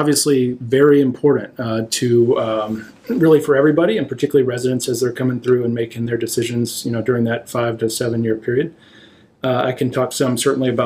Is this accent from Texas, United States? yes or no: yes; Texas, United States; moved away as an adult; also born or lived in Chapel Hill, North Carolina / Michigan; now in Providence, United States; I grew up in Texas, a small town